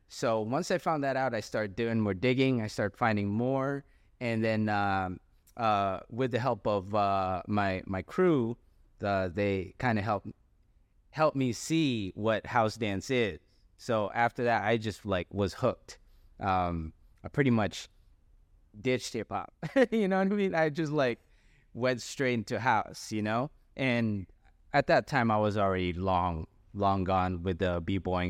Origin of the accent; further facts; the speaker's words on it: San Jose, California, United States; moved away as an adult; also born or lived in Quezon City, Philippines; now in Sacramento, United States; my family moved to San Jose, California, where I spent most of my life. And pretty much I lived in San Jose all the way up until two thousand seventeen